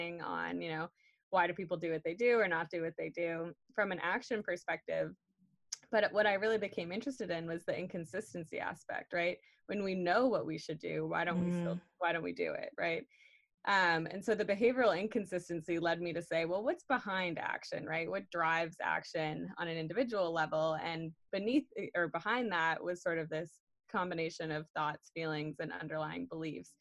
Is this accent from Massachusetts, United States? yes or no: yes; Cape Cod, Massachusetts, United States; I'm from Cape Cod, Massachusetts